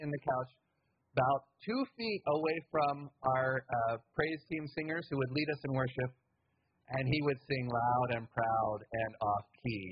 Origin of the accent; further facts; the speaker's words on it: United States; I grew up middle class in the United States in a white household